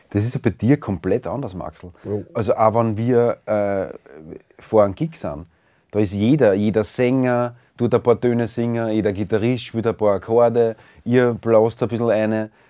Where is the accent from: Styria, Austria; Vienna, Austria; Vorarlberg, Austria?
Vienna, Austria; als Wiener oder als Ostösterreicher das äh, sagen zu müssen